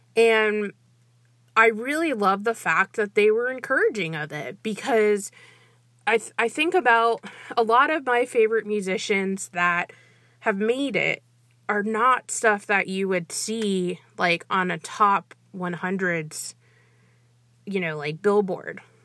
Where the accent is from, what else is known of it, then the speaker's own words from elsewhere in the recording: Brazil; moved away; I'm originally from Brazil